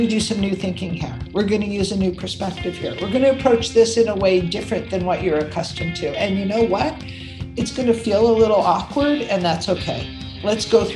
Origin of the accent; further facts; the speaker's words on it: Toronto, Ontario, Canada; also born or lived in Buffalo, New York; I grew up in Toronto and ended up going to university in Buffalo, New York